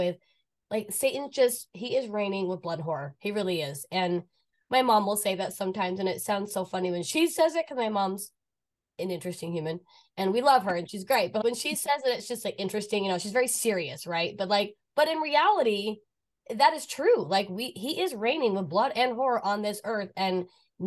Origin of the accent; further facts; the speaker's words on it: Orem, Utah, United States; Julie and I grew up in Orem, Utah